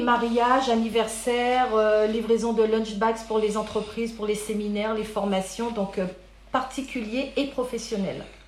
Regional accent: Paris, Île-de-France, France; also born or lived in Guadeloupe; j'ai grandi à Paris, en région parisienne, tout en étant née en Guadeloupe

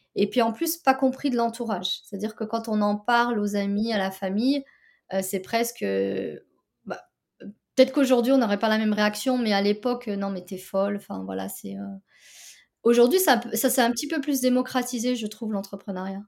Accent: France; j'ai grandi en France

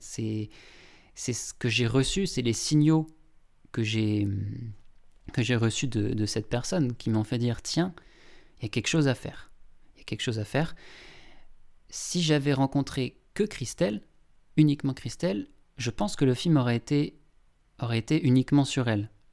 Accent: Longwy, Grand Est, France; bassin de Longwy, donc là où j'ai grandi

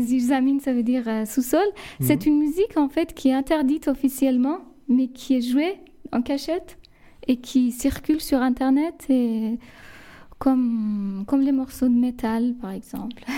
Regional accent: Lar, Fars, Iran; French is a second language; moved away as an adult; now in France; je suis née en Iran. J'ai toujours vécu en Iran jusqu'à mes 27 ans

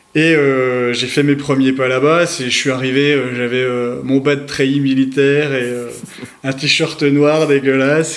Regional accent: Bourgogne-Franche-Comté, France; accent: Franche-Comté accent; now in Île-de-France, France; j'habite actuellement en Ile-de-France, mais je suis originaire de Franche-Comté à la base

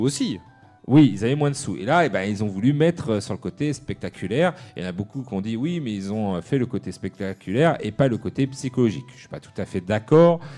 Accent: France; chez nous, en France

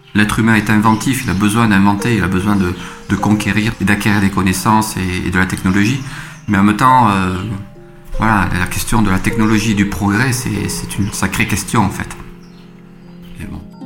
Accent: Toulouse, Occitania, France; je suis originaire de la région toulousaine. Euh, j'ai grandi en cité au Mirail et j'ai fait les beaux-arts euh, à Toulouse

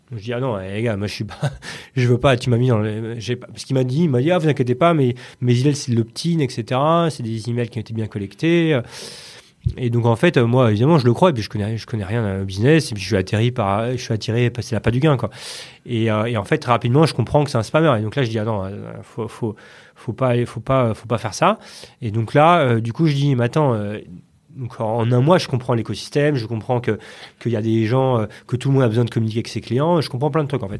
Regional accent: Paris region, Île-de-France, France; je suis né à Paris, mmh. dans le 11e, et voilà, j'ai grandi, en région parisienne. Val d'Oise, Yvelines, un peu, on a pas mal bougé avec mes parents, mais en région parisienne

